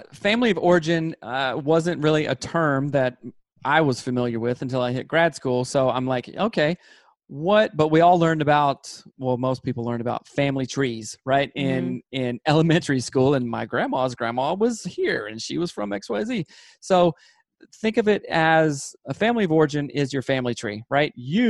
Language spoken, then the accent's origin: English; Southern United States, United States; And I'm from Seth's the South.